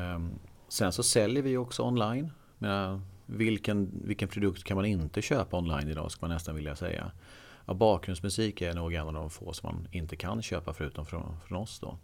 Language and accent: Swedish; Eksjö, Jönköping County, Sweden; moved away as an adult; also born or lived in Skövde; now in Stockholm, Sweden; Jag är från Småland, Eksjö